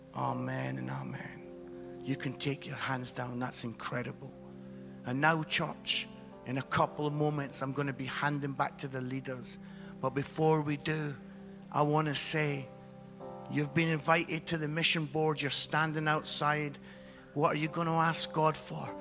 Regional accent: Scotland, United Kingdom; as a Scottish guy

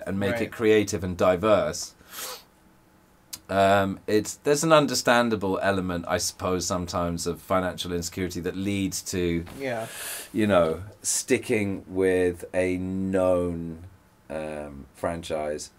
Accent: England, United Kingdom; I'm English

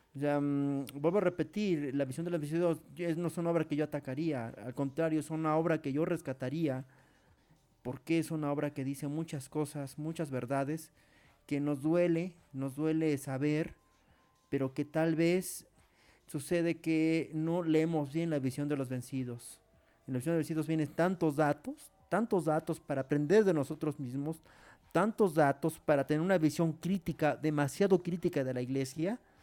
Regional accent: Mexico; en nuestro país

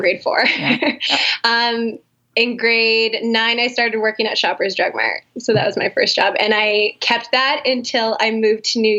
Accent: Calgary, Alberta, Canada; also born or lived in Winnipeg / White Rock; Well, I say I'm from Calgary because I've been here since grade 4, but I was born in Winnipeg

